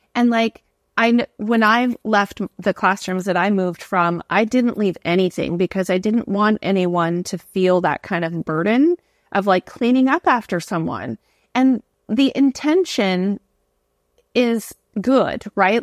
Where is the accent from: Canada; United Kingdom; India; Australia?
Canada; moved away as an adult; also born or lived in New York City, United States / Singapore; now in Hawaii, United States; So I'm from Canada. I've moved to New York City and taught there. Then I moved to Singapore. Now I live in Hawaii